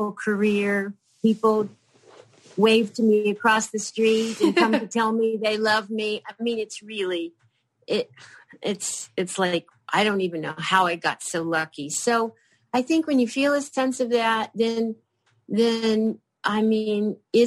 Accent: Kentucky, United States; moved away; the little town that I grew up in Kentucky

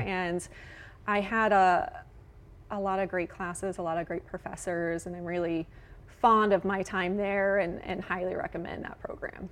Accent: West Lafayette, Indiana, United States; also born or lived in Illinois / Evansville, Indiana; I grew up in West Lafayette, and Purdue was pretty much like my playground.

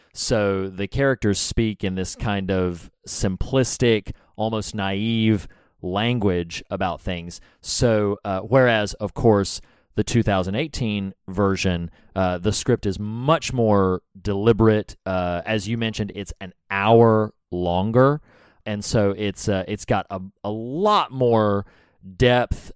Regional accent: the South, United States; I'm from the South, y'all. We don't talk right.

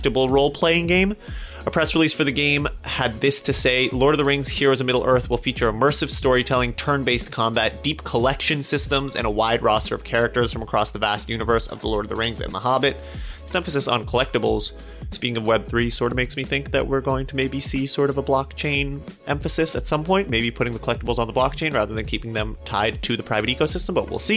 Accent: Colorado, United States; I'm also from Colorado, so sort of a hometown hero

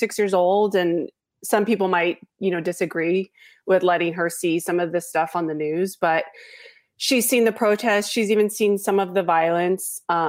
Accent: Los Angeles, California, United States; And I was born and raised in Los Angeles. I went to school at a very mixed school.

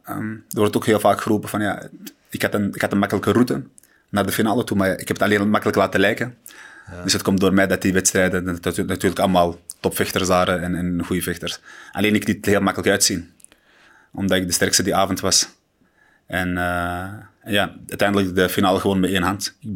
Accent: Morocco; ik ben, ik ben een Marokkaan natuurlijk en, en ik hou ervan wanneer Marokkanen vechten en winnen.

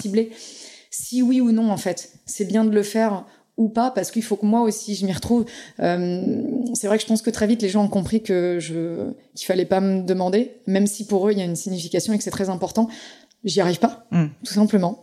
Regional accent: Pays de la Loire, France; je suis du Saumurois

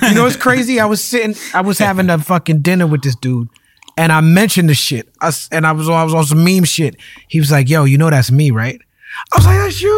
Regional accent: New York, United States; where I grew up in New York

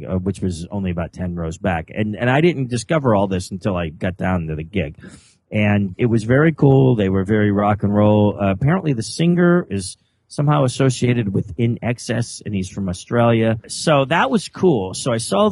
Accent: Pennsylvania, United States; I'm from Pennsylvania

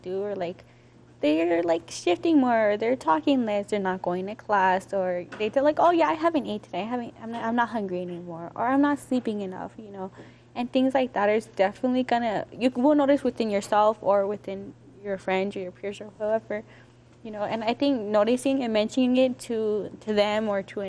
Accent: Aurora, Colorado, United States; I'm from Aurora

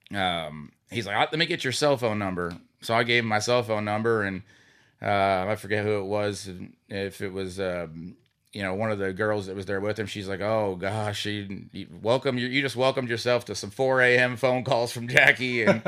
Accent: Sinking Spring, Pennsylvania, United States; Yeah, I'm originally from Sinking Spring, Pennsylvania, and grew up in kind of somewhat of a racing family.

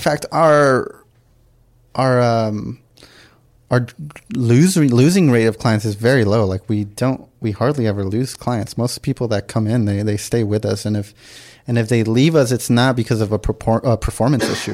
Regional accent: Los Angeles, California, United States; also born or lived in San Diego; everything else has been L A, like from kindergarten and, and up for me

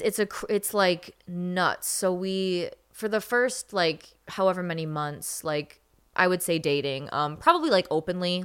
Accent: Michigan, United States; I grew up in Michigan

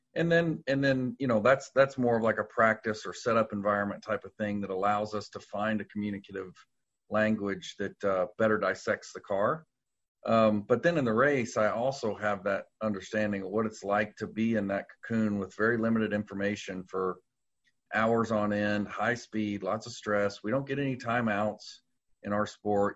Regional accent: Louisville, Kentucky, United States; moved away as an adult; also born or lived in Indianapolis, Indiana; now in North Carolina, United States; born and raised in Louisville, um, all I knew was Louisville

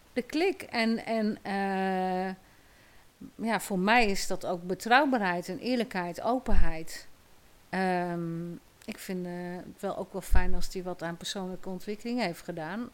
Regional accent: Nijkerk, Gelderland, Netherlands; Ik ben opgegroeid in Nijkerk

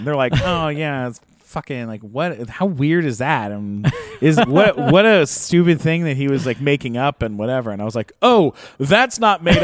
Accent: Canada; I'm Canadian

